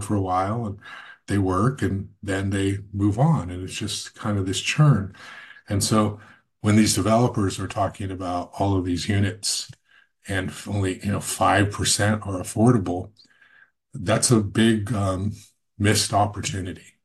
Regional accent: Goleta, California, United States; also born or lived in Santa Barbara; I grew up in this community. I grew up in Goleta and went to Santa Barbara City College

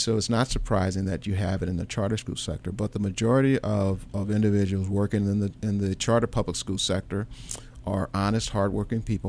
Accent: St. Louis, Missouri, United States; I grew up in Saint Louis

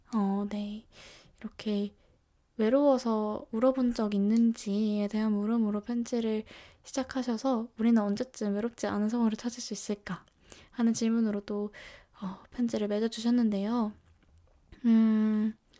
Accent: Seoul, South Korea; 저는 서울에서 나고 자라서

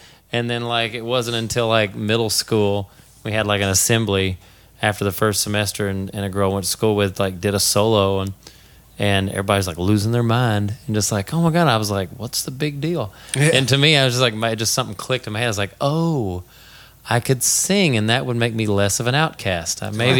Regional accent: Bowling Green, Kentucky, United States; now in California, United States; Bowling Green, Kentucky.

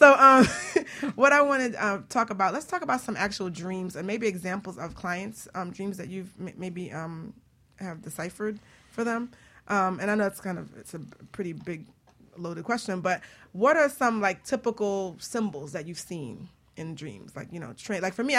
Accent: New York City, New York, United States; my old house that I grew up in the Bronx

